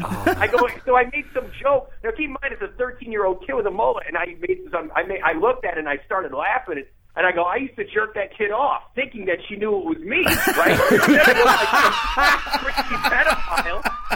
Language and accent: English; Toledo, Ohio, United States; I'm actually from Toledo, Ohio, which is, like, maybe a few hours away from Cleveland.